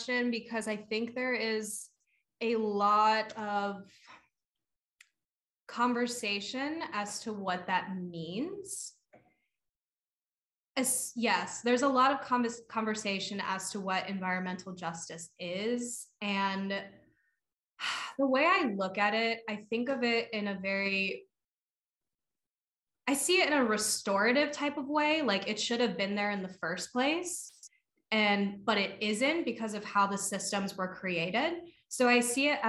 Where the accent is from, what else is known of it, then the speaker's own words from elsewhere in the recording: Lansdale, Pennsylvania, United States; I grew up in Lansdale. Like I grew up with chickens and fruit trees